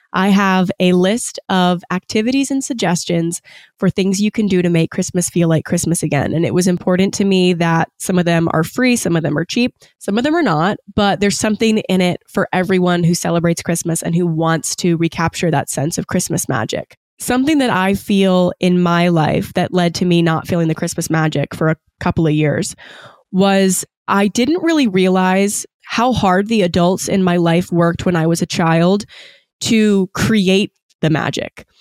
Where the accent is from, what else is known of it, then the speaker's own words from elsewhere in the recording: Gloucester, Virginia, United States; now in Washington, D.C., United States; I'm from Gloucester